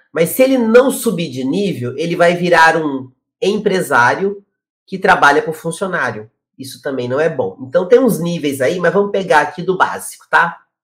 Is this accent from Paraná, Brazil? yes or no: yes; Curitiba, Paraná, Brazil; now in São Paulo, Brazil; eu moro em São Paulo hoje, mas eu sou de Curitiba